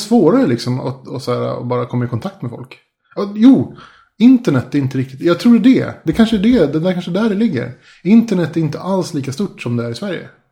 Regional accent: Spain; now in Sweden; när jag var liten och bodde i Spanien

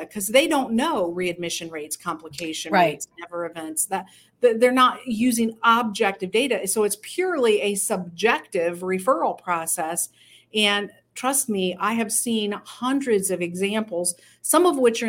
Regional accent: United States; we as Americans

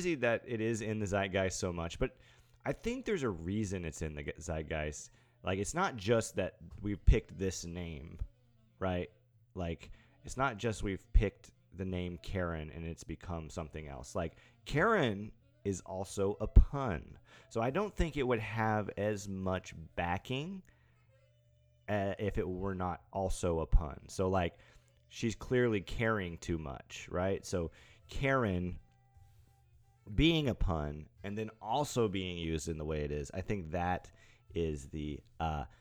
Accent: East Tennessee, United States; now in Nashville, United States; I'm from East Tennessee

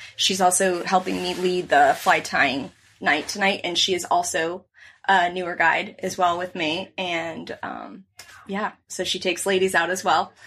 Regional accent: Naples, Florida, United States; I grew up in Naples on the water here

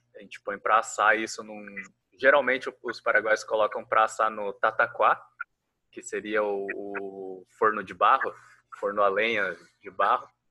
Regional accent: Foz do Iguaçu, Paraná, Brazil; moved away as an adult; also born or lived in Curitiba; quando me mudei de Foz do Iguaçu para Curitiba

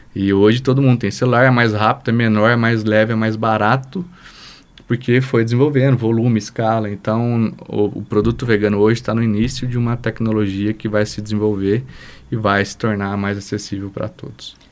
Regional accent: São José dos Campos, São Paulo, Brazil; moved away as an adult; also born or lived in Rio Claro, São Paulo; now in Lavras, Brazil; eu sou de São José dos Campos, São Paulo, vim para Lavras em 2006, fazer administração aqui na UFLA

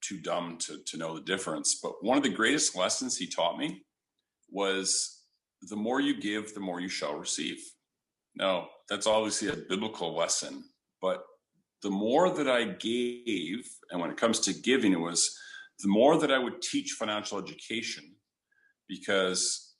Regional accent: Canada; I'm from Canada, so it was delivering newspapers when there was snow on the ground

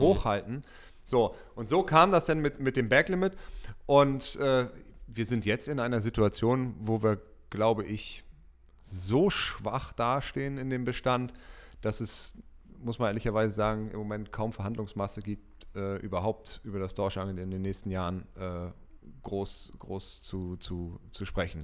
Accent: Germany; ich bin in der Elbe groß geworden, westlich von Hamburg

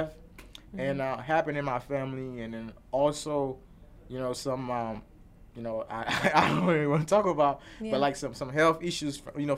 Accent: Chicago, Illinois, United States; also born or lived in Cuba; growing up in Chicago

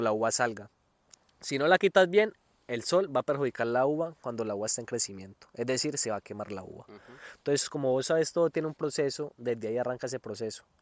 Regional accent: Colombia; moved away as an adult; now in Alicante, Spain; como somos colombianos

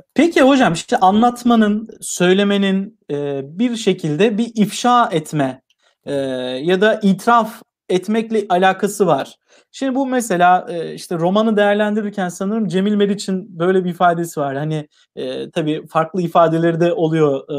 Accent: Tokat, Turkey; ben Tokatlıyım

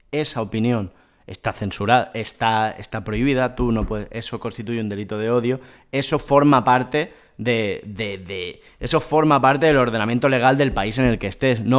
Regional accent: Vallès, Catalonia, Spain; Somos dos garrulos del Vallés

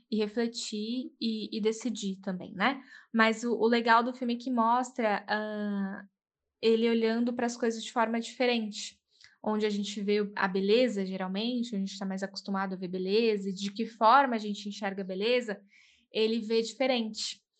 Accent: Jaguariúna, São Paulo, Brazil; sou de Jaguariúna

